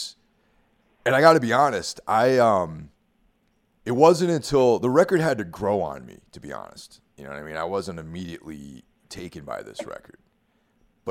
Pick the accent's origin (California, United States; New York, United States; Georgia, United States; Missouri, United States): New York, United States; Carmel; moved away; back in my hometown of Carmel, New York